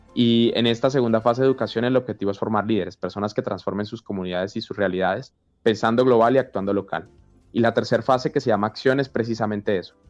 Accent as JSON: {"language": "Spanish", "country": "Colombia", "said": "como colombiano"}